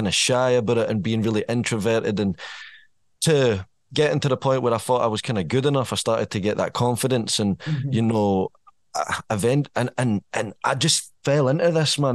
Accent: Irvine, Scotland, United Kingdom; moved away as an adult; now in Stirling, United Kingdom; I'm from Irvine. I spent 20 years in Irvine, as much as like Stirling's my base now. Born and raised in Irvine, North Ayrshire

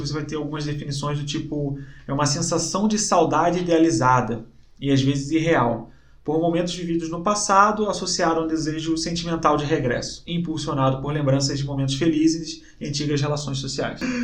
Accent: Rio de Janeiro, Brazil; moved away as an adult; now in Curitiba, Brazil; morei a vida inteira no Rio

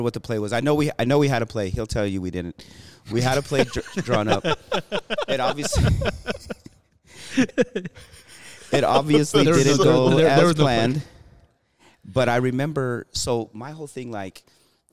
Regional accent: Florence, Arizona, United States; Eddie Martinez is a guy that I grew up with here in Florence

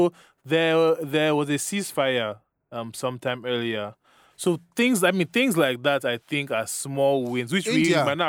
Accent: Nigeria; I was born and raised in Nigeria, fortunately/unfortunately.

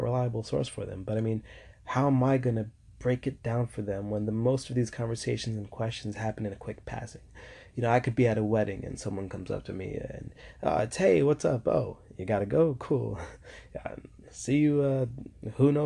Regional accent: New York, United States; I'm from New York

